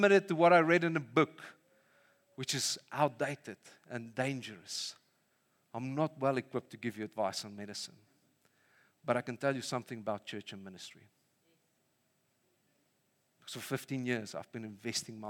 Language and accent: English; Vanderbijlpark, Gauteng, South Africa; moved away; I grew up in Funabel Park